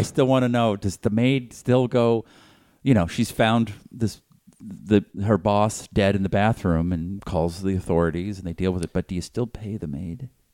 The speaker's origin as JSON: {"language": "English", "town": "Boston", "region": "Massachusetts", "country": "United States", "tie": "born or raised there", "moved": "yes", "lives_now": "Los Angeles, United States", "said": "growing up in Boston"}